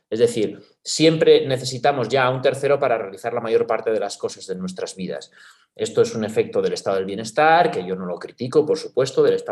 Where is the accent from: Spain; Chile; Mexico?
Spain; los españoles sabemos bien cuál es la cultura política sobre la que hemos montado el sistema institucional y constitucional